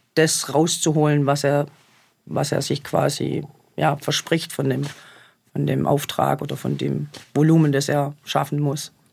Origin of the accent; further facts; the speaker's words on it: Germany; bei uns in Deutschland